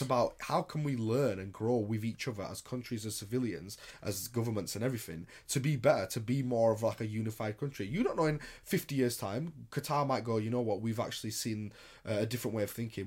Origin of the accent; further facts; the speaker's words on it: United Kingdom; I'm from Britain